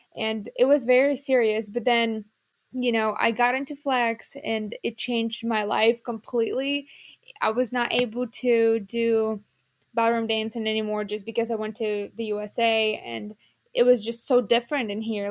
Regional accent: Ukraine; moved away as an adult; Ukrainian, like, dance club where I, you know, grew up

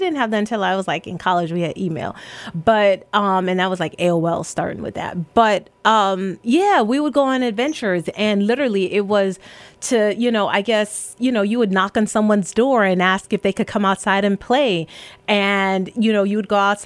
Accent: New York City, New York, United States; my family immigrated here from Jamaica, but I grew up in the Bronx

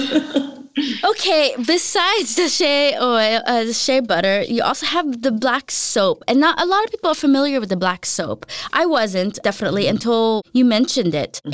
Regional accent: United States; moved away as an adult; now in Denmark; for me as an American

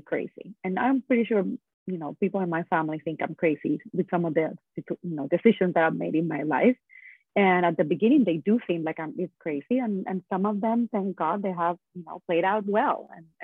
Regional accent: San Juan, Puerto Rico; I am originally from Puerto Rico, and I was born and raised there

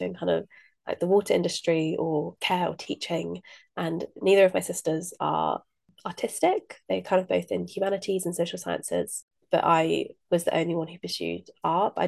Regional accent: Midlands, United Kingdom; I grew up in the Midlands

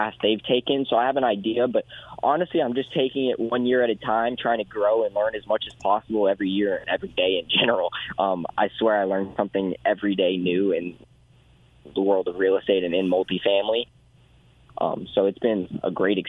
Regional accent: Houston, Texas, United States; I grew up in Houston, so my market is greater Houston

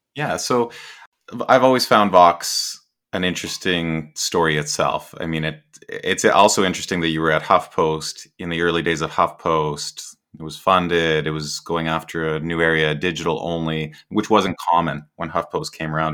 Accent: Canada; I'm Canadian

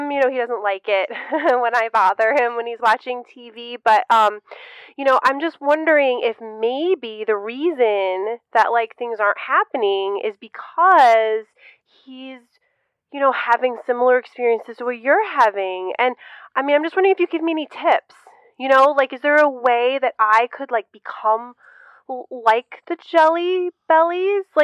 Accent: Kansas, United States; I'm from Kansas.

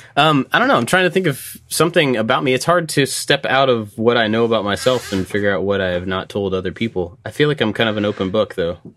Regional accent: Kentucky, United States; growing up in Kentucky, basketball is a pretty big deal here

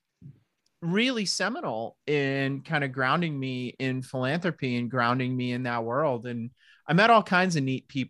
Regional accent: Long Island, New York, United States; moved away; I have family that I grew up with out on Long Island

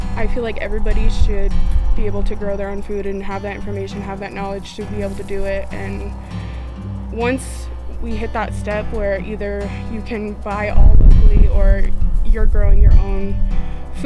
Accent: Mission, South Dakota, United States; I'm from the Mission Antelope area. Both my parents are from here

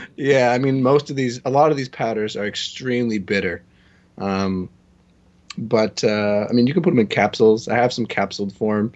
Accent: Toronto, Ontario, Canada; I'm from Toronto

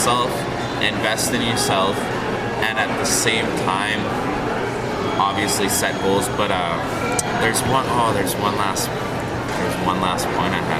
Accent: Toronto, Ontario, Canada; moved away; also born or lived in Winnipeg; I'm from Toronto

